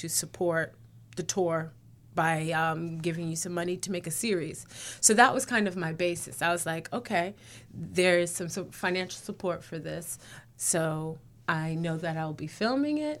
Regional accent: New York, United States; moved away as an adult; now in Chicago, United States; I'm from New York

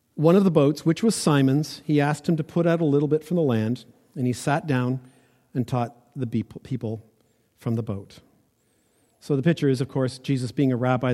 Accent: Ontario, Canada; I grew up in Ontario

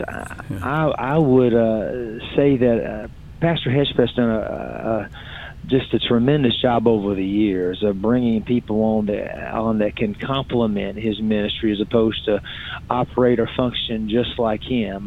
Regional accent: Virginia, United States; also born or lived in Salem, Virginia; now in Fayetteville, United States; I'm originally from Virginia

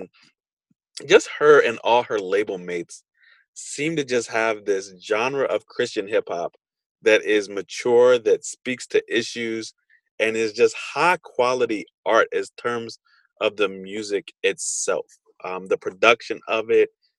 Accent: Stanton, United States; my hometown of Stanton.

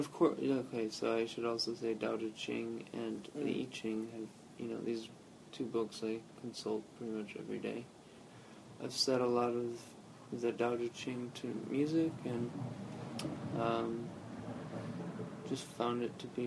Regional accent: Michigan, United States; accent: southern twang; also born or lived in El Paso, Texas; when I was in third grade, I moved from El Paso, Texas to Michigan

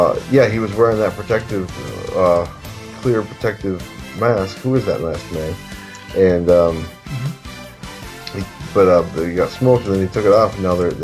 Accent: Negaunee, Michigan, United States; also born or lived in Marquette, Michigan; I essentially grew up in Marquette, even though I really grew up in Negaunee. And I'm from Negaunee. You know, Marquette's like a close second.

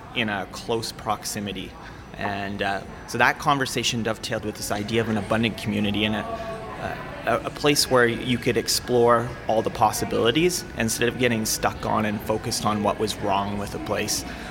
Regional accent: Calgary, Alberta, Canada; I grew up in North Calgary

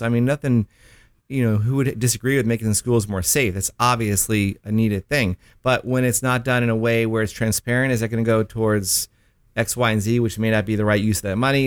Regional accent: Miami, Florida, United States; I am from Miami

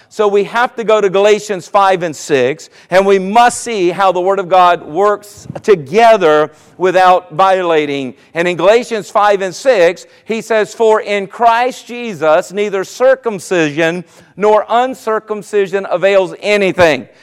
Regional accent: Myrtle Beach, South Carolina, United States; now in Virginia Beach, United States; I, from the Myrtle Beach area, I grew up in South Carolina and lived here for 26 years now in the Virginia Beach area.

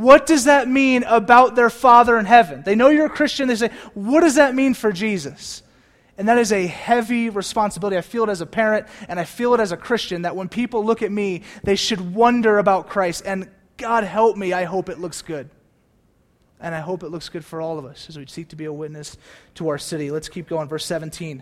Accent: United States; we're American

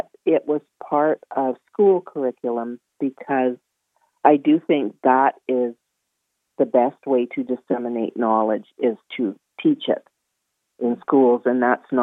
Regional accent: Calgary, Alberta, Canada; I was growing up in Calgary in the 50s and 60s

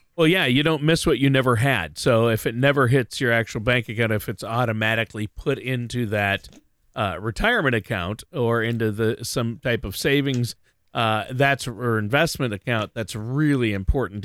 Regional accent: Minnesota, United States; my home state of Minnesota

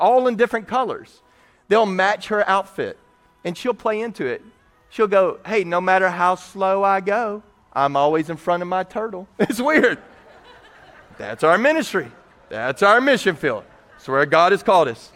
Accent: Texas, United States; I'm from Texas

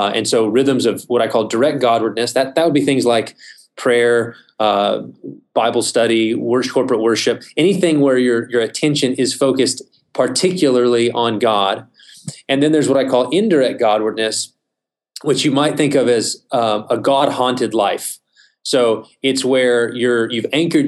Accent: Midland, Texas, United States; I'm originally from West Texas. I grew up in Midland, spent my whole life there up until college

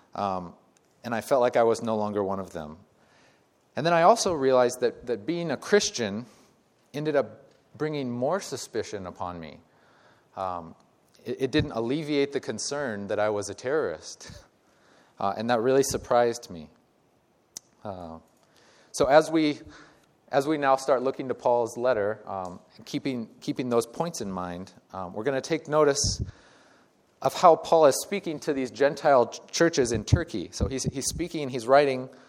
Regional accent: Iowa, United States; moved away as an adult; now in California, United States; I had grown up in Iowa, uh, about 15 years after leaving Iowa

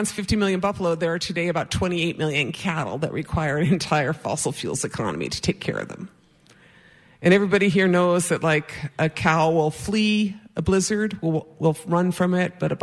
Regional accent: White Earth Reservation, Minnesota, United States; I'm from the White Earth Reservation and Bear Clan

